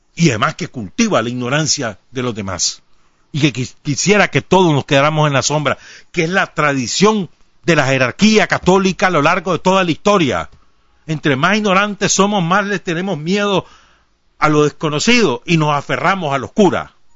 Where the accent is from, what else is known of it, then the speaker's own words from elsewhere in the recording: Nicaragua; cómo somos los nicas